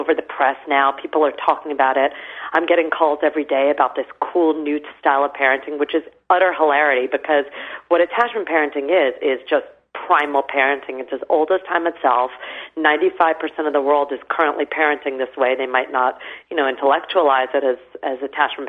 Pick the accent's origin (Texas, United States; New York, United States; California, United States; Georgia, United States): New York, United States; New York City; also born or lived in England; in my late teens, growing up in New York City